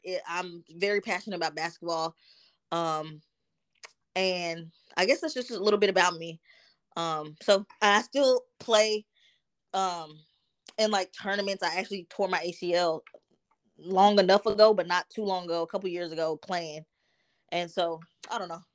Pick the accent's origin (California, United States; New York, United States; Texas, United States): Texas, United States; Dallas; also born or lived in New Jersey; I grew up in Dallas